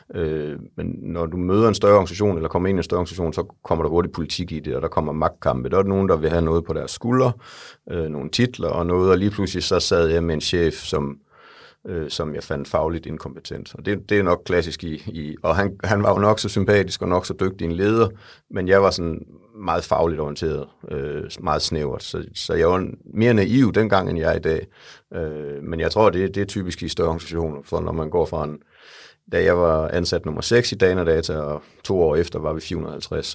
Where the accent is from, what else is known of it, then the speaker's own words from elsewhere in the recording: Jutland, Denmark; Jeg er en jyde, der er i København i dag